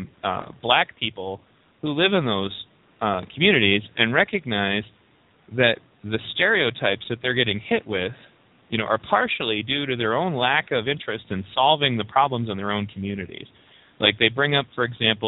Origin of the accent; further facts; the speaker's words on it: Pontiac, Michigan, United States; I was a poor white kid growing up in Pontiac